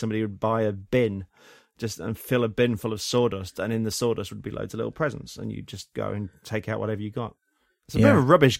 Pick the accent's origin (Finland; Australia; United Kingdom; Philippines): United Kingdom; England; because I grew up in the English countryside.